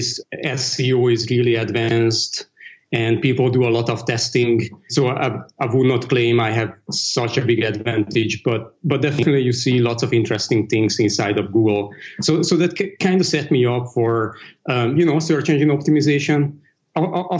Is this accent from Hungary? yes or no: yes; Hungary; moved away as an adult; also born or lived in Dublin, Ireland / Hong Kong; now in London, United Kingdom; I grew up in the East Bloc, in Hungary specifically.